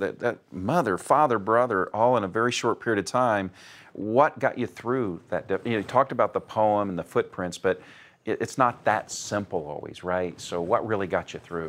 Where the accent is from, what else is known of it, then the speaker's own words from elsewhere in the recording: Indianapolis, Indiana, United States; I'm in my hometown of Indianapolis, Indiana